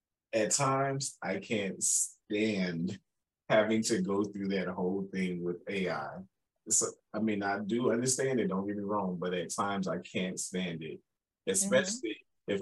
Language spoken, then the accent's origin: English; Chicago, Illinois, United States; I'm originally from